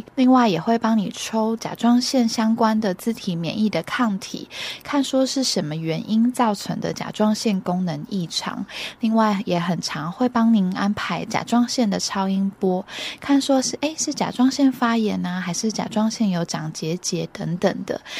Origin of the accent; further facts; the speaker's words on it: Taiwan; 以前我们台湾人啊，食盐没有加碘